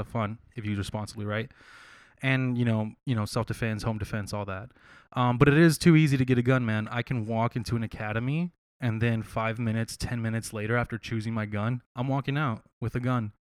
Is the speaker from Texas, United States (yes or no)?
yes; San Marcos, Texas, United States; born or raised there; also born or lived in San Antonio, Texas